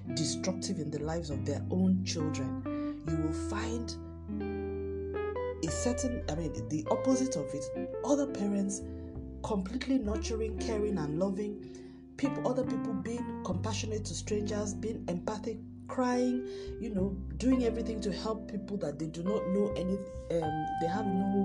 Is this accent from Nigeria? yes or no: yes; Nigeria; also born or lived in Lagos, Nigeria; I'm recording from Lagos, Nigeria.